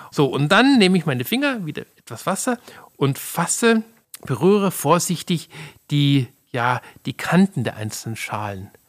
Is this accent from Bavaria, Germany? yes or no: yes; Munich, Bavaria, Germany; So kannte ich das noch aus meiner Kindheit und Jugend in München.